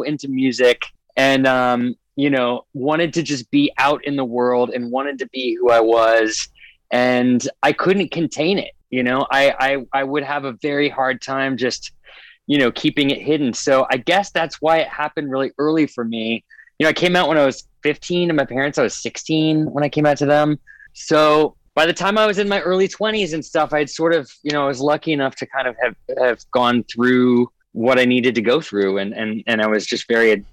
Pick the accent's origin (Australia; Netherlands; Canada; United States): United States; a tiny island in the Northwest, Pacific Northwest; also born or lived in Arizona; I was born in Arizona and then went up to a very tiny island in the Northwest with my parents that had about 3,000 people on it